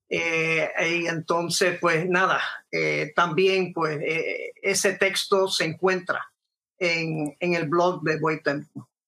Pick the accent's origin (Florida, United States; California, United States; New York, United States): New York, United States; born there; Yo eh, nací como tal en Nueva York, eh, eh, hijo de unos inmigrantes puertorriqueños que fueron allá con el propósito de, tratar, ¿verdad? De, de procurarse una mejor vida